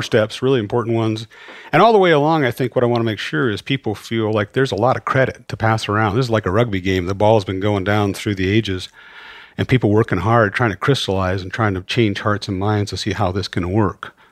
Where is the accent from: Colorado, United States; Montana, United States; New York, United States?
Montana, United States; Great Falls; I grew up mostly in Great Falls